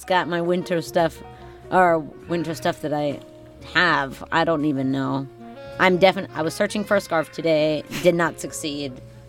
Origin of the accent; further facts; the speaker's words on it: Parkland, Florida, United States; Born and raised in South Florida in the burbs.